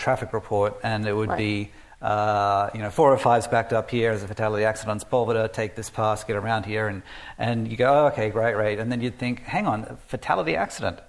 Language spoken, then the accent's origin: English; Australia; moved away as an adult; growing up in Australia